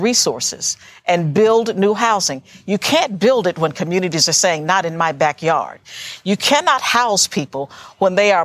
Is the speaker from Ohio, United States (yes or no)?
yes; Ohio, United States; I'm from Ohio